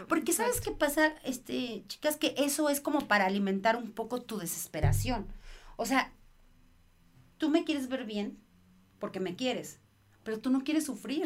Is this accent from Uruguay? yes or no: no; Mexico; soy mamá mexicana